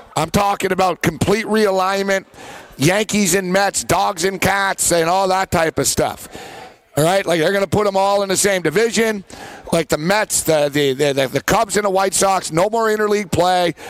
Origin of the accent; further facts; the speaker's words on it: Montreal, Quebec, Canada; my hometown of Montreal